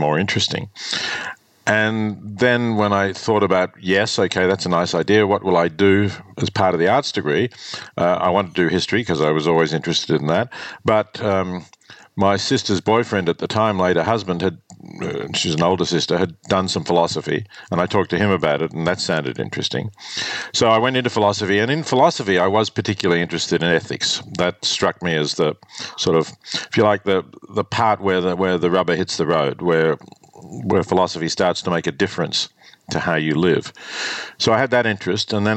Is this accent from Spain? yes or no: no; Australia; also born or lived in Melbourne / Oxford; growing up in Australia in the 50s